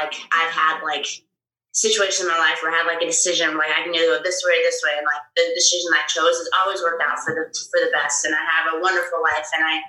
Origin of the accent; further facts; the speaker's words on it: Louisville, Kentucky, United States; I grew up in Louisville, Kentucky, and, that is a very strong wrestling area.